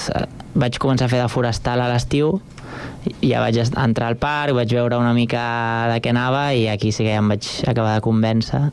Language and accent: Catalan; Sant Cugat del Vallès, Catalonia, Spain; born or raised there; also born or lived in Barcelona